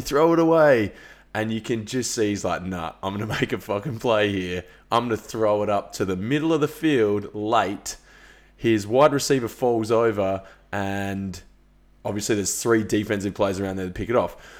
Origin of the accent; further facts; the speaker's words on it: Australia; being an Australian